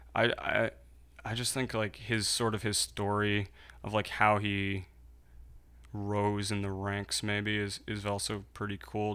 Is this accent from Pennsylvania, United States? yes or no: yes; Philadelphia, Pennsylvania, United States; also born or lived in New York City; I'm from right here in Philadelphia. I moved here when I was three years old